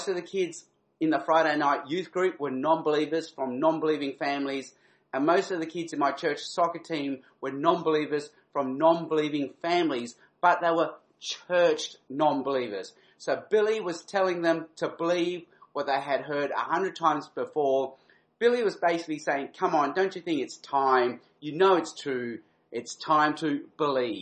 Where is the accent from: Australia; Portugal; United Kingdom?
Australia; Adelaide, South Australia; moved away; I'm actually an Adelaide boy at heart. I grew up in Adelaide. I went to primary school in Adelaide.